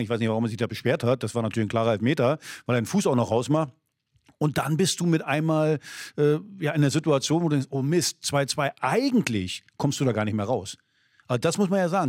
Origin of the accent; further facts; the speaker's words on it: East Germany, Germany; als Ossi